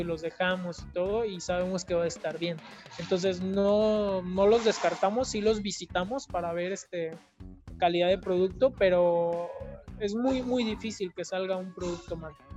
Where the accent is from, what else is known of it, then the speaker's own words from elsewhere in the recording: Mexico; nos falta como mexicanos